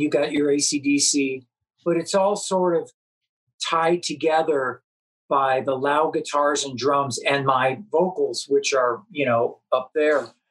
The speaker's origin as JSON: {"language": "English", "town": "Los Angeles", "region": "California", "country": "United States", "tie": "born or raised there", "also_born_or_lived": "Chicago, Illinois", "said": "I was born in Chicago, and um, moved out to uh, L.A. I don't know, fourth or fifth grade or something, and then lived in the San Fernando Valley"}